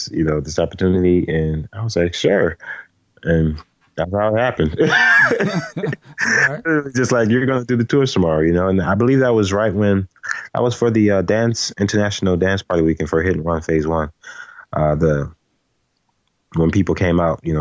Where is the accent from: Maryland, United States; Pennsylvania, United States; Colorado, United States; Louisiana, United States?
Louisiana, United States; New Orleans; also born or lived in Arlington, Texas; now in Minnesota, United States; I'm originally from New Orleans